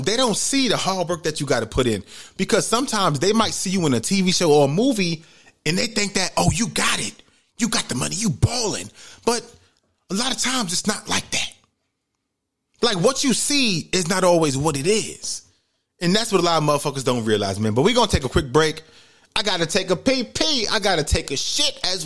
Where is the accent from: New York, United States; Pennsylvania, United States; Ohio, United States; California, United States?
New York, United States; New York City; moved away; also born or lived in Georgia; the environment I grew up in the Bronx, New York, in the projects